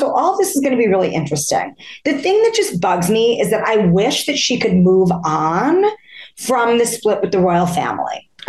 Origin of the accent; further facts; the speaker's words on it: New York City, New York, United States; I grew up in Forest Hills, guys, where the U.S. Open was played before it was played in Flushing.